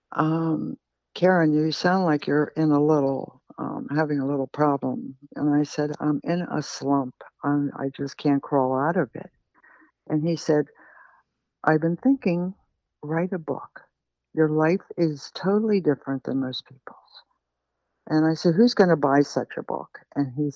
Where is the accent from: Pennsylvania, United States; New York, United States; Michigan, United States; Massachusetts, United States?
Pennsylvania, United States; Pittsburgh; moved away; I came from Pittsburgh and I have all these weird accents and expressions